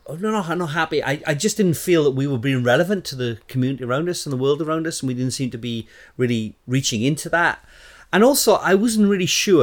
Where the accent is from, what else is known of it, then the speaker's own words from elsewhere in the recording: Southeast Wales, United Kingdom; moved away as an adult; now in Luton, United Kingdom; I'm originally from Wales, Southeast Wales